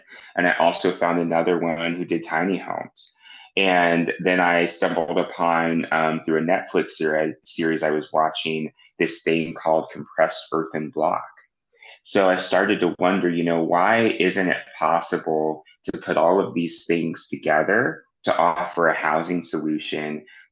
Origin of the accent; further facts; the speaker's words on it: Kansas City, Missouri, United States; I have my first site in my hometown, Kansas City, Missouri